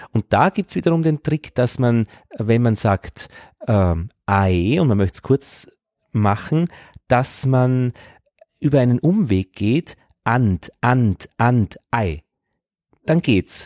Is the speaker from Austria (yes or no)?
yes; Upper Austria, Austria; als Oberösterreicher